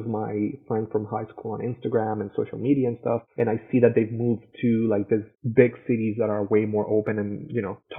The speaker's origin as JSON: {"language": "English", "town": "Caracas", "region": "Capital District", "country": "Venezuela", "tie": "born or raised there", "also_born_or_lived": "Florida", "moved": "as an adult", "lives_now": "United States", "said": "we both, you know, were born and raised in Caracas, Venezuela"}